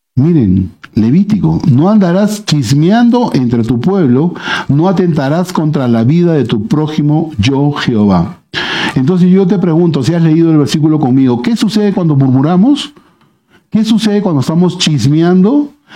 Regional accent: Lima, Peru; moved away as an adult; now in Cusco, Peru; yo soy de Lima y vivo prácticamente toda mi vida en Lima, tengo seis años ya acá en Cusco

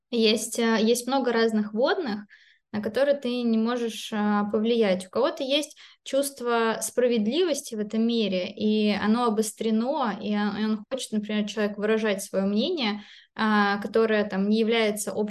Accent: Belarus; born there; а. хотя я родилась в Беларуси, но это все очень а, близко.

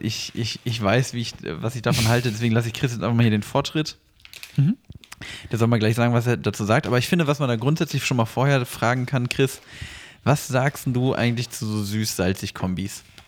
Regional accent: Wennigsen, Lower Saxony, Germany; moved away; also born or lived in Usingen; aus Hannover raus wieder nach Wenigsen, da wo ich aufgewachsen bin

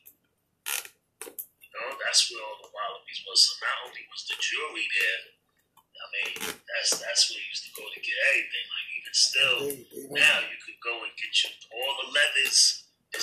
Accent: New York City, New York, United States; I'm from Staten Island

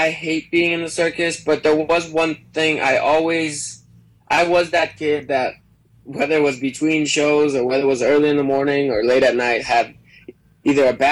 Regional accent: Sarasota, Florida, United States; born there; also born or lived in Mexico; so I was born in Sarasota, and then I was in Mexico until I was about uh, seven years old and my parents were performing there on our family cir

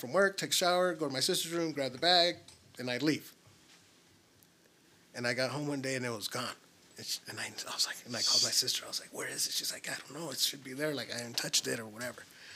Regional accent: Tempe, Arizona, United States; also born or lived in Guaymas, Sonora, Mexico; I grew up in Tempe, Arizona, and in Mexico, in Sonora

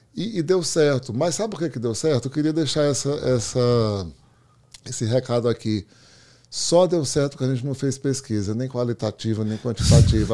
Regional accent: Brazil; moved away as an adult; now in Miami, United States; continuar no Brasil

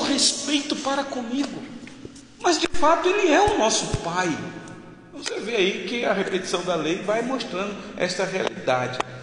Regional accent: Rio de Janeiro, Brazil; Eu sou eu sou natural do estado do Rio de Janeiro.

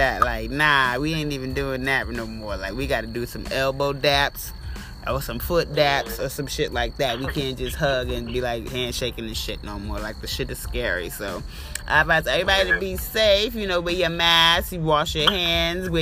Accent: New York City, New York, United States; moved away as an adult; now in Augusta, United States; I'm from Brooklyn originally, but I live out here in Augusta now

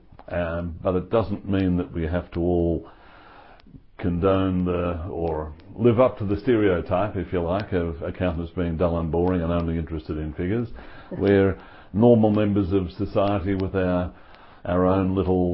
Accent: Melbourne, Victoria, Australia; I was born in Essendon, in the suburbs of Melbourne

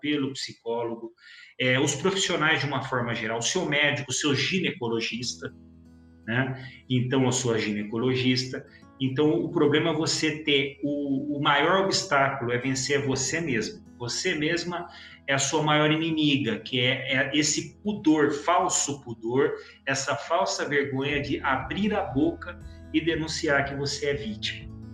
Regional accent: Campinas, São Paulo, Brazil; eu sou de Campinas

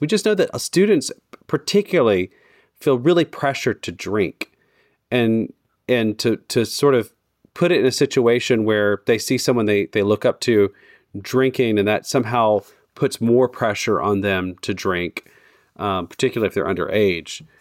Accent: United States; as an American

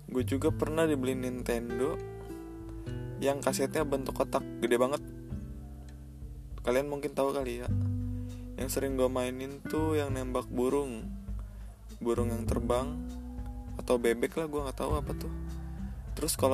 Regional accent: Cirebon, West Java, Indonesia; born there; Jadi gini, gue lahir di Cirebon Ya Cirebon jadi tempat lahir gue Tepatnya tahun 99 Ibu gue ngelahirin gue

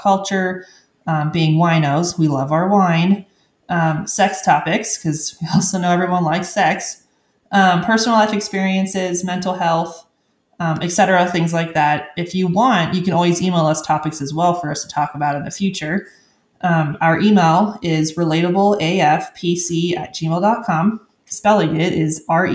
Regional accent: Maui, Hawaii, United States; moved away as an adult; now in Arizona, United States; I am originally from Maui, Hawaii, born and raised. I moved to Arizona coming 6 years ago.

